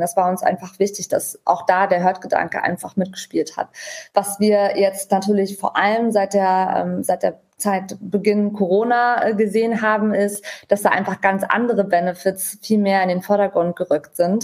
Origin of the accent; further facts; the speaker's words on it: Germany; für uns als Deutsche